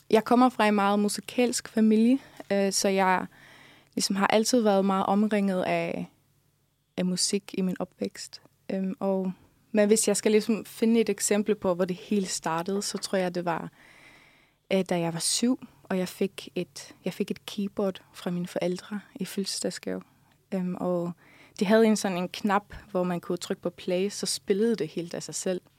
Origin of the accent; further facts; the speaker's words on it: Faroe Islands; first language Faroese; Ja, altså, det gør jeg, fordi at det, det er mit modersmål, så det er ligesom det sprog, som kommer mig helt naturligt.